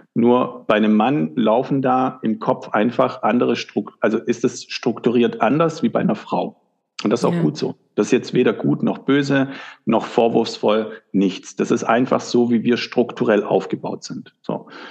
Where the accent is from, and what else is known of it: Germany; born or raised there